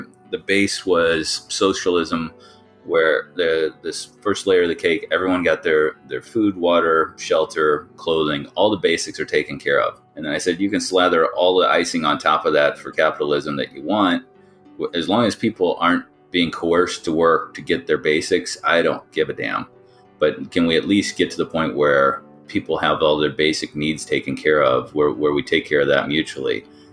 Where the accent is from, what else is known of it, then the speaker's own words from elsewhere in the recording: Midwest, United States; Growing up in the Midwest